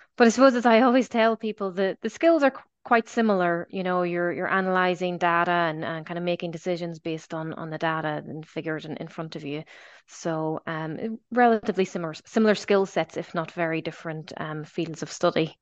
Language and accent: English; Belfast, Northern Ireland, United Kingdom; moved away as an adult; also born or lived in Dublin / Australia; now in Galway, Ireland; I'm, I'm originally from Belfast. Um, I'm, I'm long gone at this stage. I, I left there at, at the, the age of eighteen